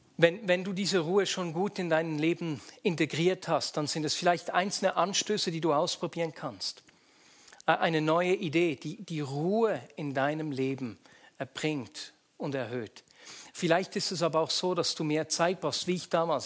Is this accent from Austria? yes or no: no; Switzerland; bei uns in der Schweiz, wo es am Sonntag noch den Sonntagsbraten gab, weil wir nur am Sonntag Fleisch gegessen haben